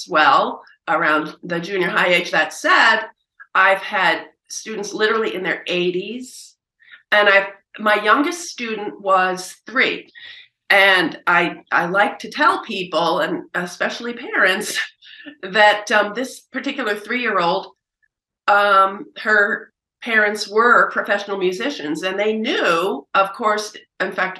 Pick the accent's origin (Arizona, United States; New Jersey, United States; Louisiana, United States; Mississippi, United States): New Jersey, United States; Princeton; moved away as an adult; also born or lived in Oberlin / Manhattan; I did get pulled down to Princeton, my hometown, to begin teaching